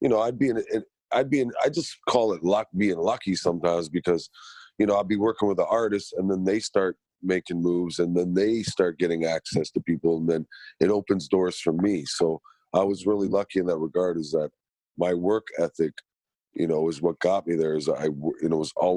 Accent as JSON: {"language": "English", "town": "Toronto", "region": "Ontario", "country": "Canada", "tie": "born or raised there", "said": "I was born and raised in Scarborough"}